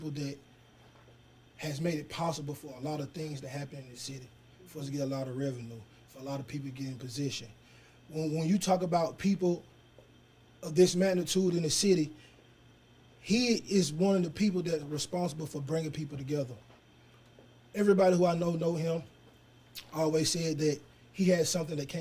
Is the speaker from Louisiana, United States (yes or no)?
no; Atlanta, Georgia, United States; I'm from Atlanta. I was born at Grady